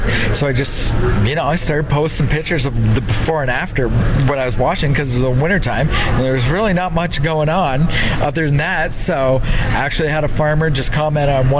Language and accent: English; Southern Ontario, Canada